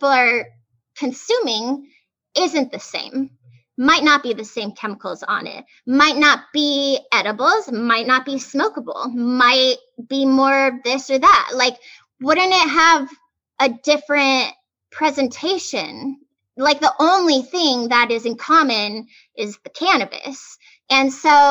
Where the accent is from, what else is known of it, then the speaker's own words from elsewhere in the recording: Arizona, United States; now in Los Angeles, United States; I grew up in Arizona